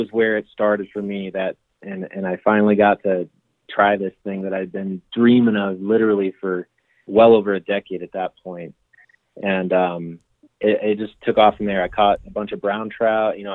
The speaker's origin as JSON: {"language": "English", "region": "Michigan", "country": "United States", "tie": "born or raised there", "said": "growing up in Michigan through you know middle school, high school, and into my you know early adulthood"}